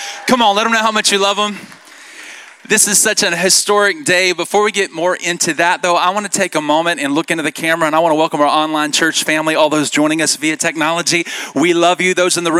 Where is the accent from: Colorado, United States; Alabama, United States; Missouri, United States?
Alabama, United States; Birmingham; also born or lived in Dallas-Fort Worth, Texas; now in Idaho, United States; Now, if you can't tell by my accent, I am not from Idaho, everybody. Okay, a friend of mine the other day said, …, you need to go back to the South to get your accent back, okay? And so I've kind of lost my accent, but I'm originally from Birmingham, Alabama.